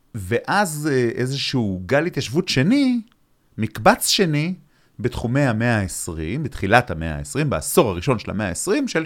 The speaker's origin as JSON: {"language": "Hebrew", "town": "Ramat Gan", "region": "Tel Aviv District", "country": "Israel", "tie": "born or raised there", "said": "כילד בן שתים עשרה, התחלתי לגלות את המרחב במובן הזה של, אה, לעלות על אוטובוס מרמת גן"}